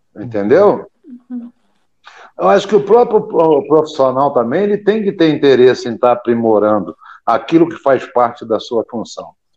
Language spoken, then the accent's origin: Portuguese; interior of Minas Gerais, Brazil; moved away; also born or lived in Rio de Janeiro; eu sou do interior de Minas. E o uhum. mineiro interiorano, ele tem o apelido de caipira. E eu cheguei no Vasco da Gama, vindo do interior de Minas